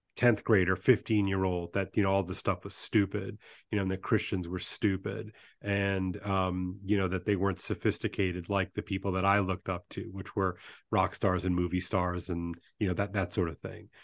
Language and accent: English; Baton Rouge, Louisiana, United States; also born or lived in New Orleans; I was born in New Orleans and grew up in Baton Rouge